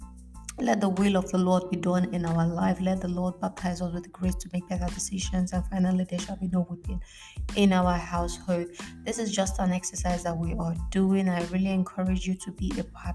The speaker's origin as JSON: {"language": "English", "country": "Nigeria", "moved": "as an adult", "lives_now": "Italy", "said": "Yes, I'm a Nigerian."}